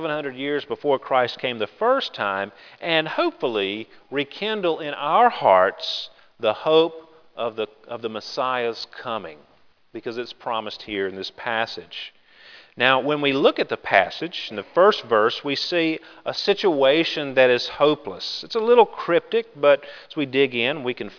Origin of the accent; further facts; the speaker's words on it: Grand Bay, Alabama, United States; born or raised there